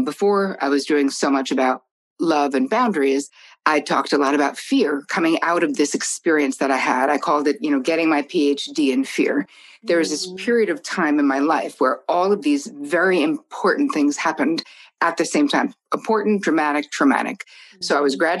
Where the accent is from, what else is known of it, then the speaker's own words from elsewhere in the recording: New Jersey, United States; I'm from Jersey